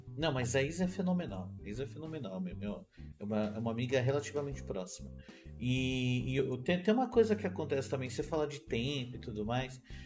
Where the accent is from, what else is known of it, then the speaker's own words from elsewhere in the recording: São Paulo, Brazil; eu sou de São Paulo